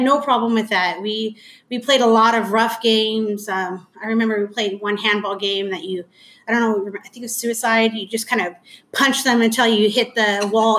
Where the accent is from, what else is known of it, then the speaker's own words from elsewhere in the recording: Anaheim, California, United States; I grew up in Anaheim.